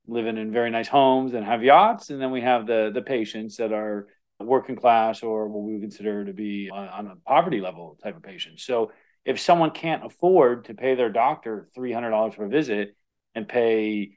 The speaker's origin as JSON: {"language": "English", "region": "Florida", "country": "United States", "tie": "born or raised there", "said": "growing up in Florida"}